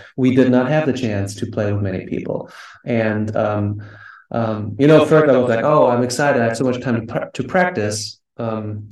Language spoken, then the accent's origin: English; Germany; moved away as an adult; also born or lived in New York; now in United States; I'm originally from Germany and I came to the US in 2010.